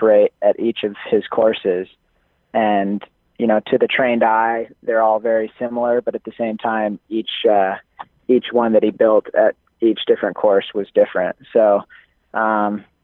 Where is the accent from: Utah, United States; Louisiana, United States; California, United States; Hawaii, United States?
Utah, United States; I'm from Utah